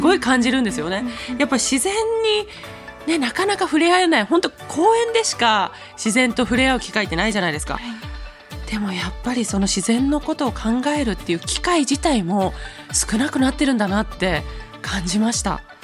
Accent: Itoigawa, Niigata, Japan; moved away; 私の地元ですね新潟の糸魚川に家族で帰

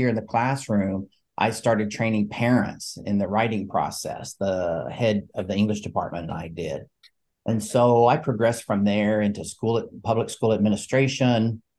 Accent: Alabama, United States; I grew up in Northeast Alabama in the foothills of the Appalachian Mountains, the oldest of four and a first generation college student.

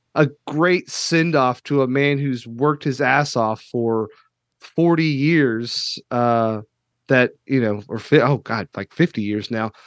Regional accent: Kentucky, United States; I'm from Kentucky

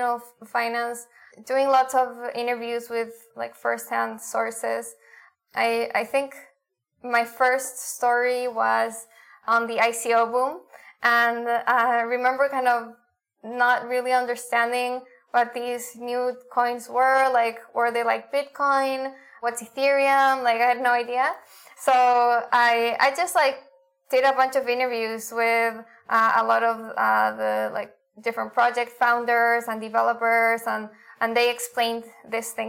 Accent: Santiago, Santiago Metropolitan Region, Chile; moved away as an adult; also born or lived in Argentina / United States; I'm originally from Chile, from Santiago.

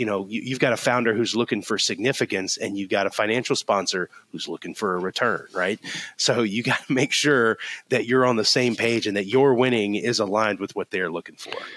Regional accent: Florida, United States; now in Alabama, United States; I grew up in Florida

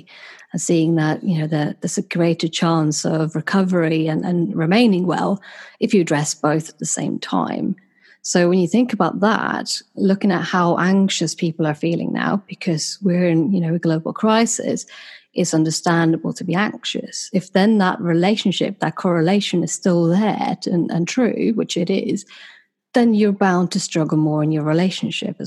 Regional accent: Sweden; born or raised there; moved away as an adult; now in United Kingdom

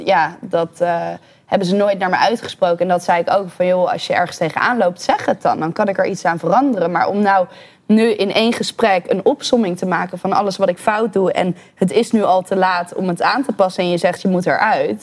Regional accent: Breda, North Brabant, Netherlands; also born or lived in Bavel; now in Amsterdam, Netherlands; Ik ben van Breda naar Bavel verhuisd. Dat is de enige verhuizing met mijn ouders

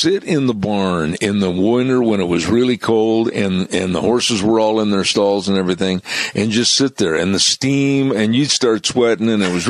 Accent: Wisconsin, United States; moved away; I'm from Wisconsin, right, originally

